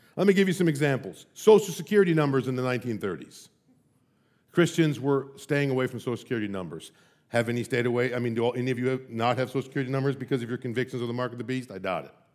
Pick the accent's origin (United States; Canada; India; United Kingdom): United States; as an American